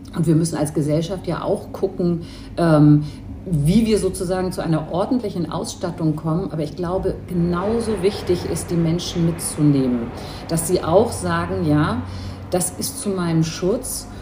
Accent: Hamburg, Germany; also born or lived in Istanbul; Ich bin in Hamburg geboren und groß geworden, habe aber noch ein zweites Elternhaus in Istanbul

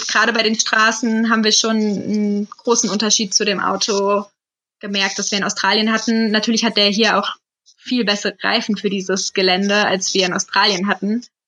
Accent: Hesse, Germany; Aber wir kommen ja aus Hessen

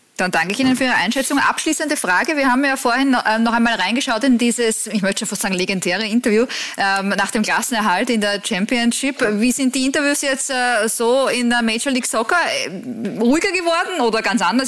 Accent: Austria; bei uns in Österreich

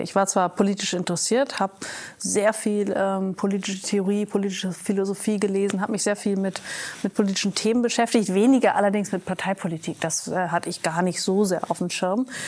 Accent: Vechta, Lower Saxony, Germany; moved away as an adult; also born or lived in Münster / United States; ich bin aufgewachsen in Fechter. Das ist eine niedersächsische Kleinstadt

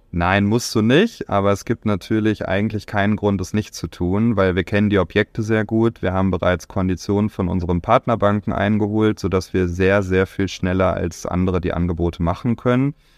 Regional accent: Bielefeld, North Rhine-Westphalia, Germany; in meiner Heimat in Bielefeld

